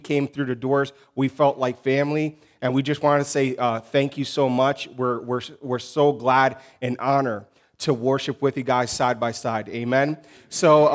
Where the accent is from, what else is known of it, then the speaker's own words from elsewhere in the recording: Newark, New Jersey, United States; moved away as an adult; now in Mozambique; we grew up in urban ministry. We came up from Newark, New Jersey